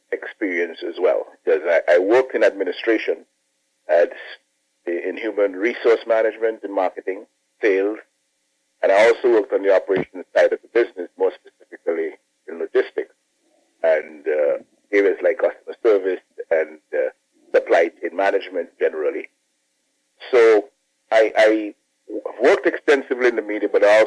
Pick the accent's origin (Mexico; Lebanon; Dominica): Dominica; I'm Dominican by birth. I was born in Mayagot, Dominica. Mm-hmm. And I grew up in Dominica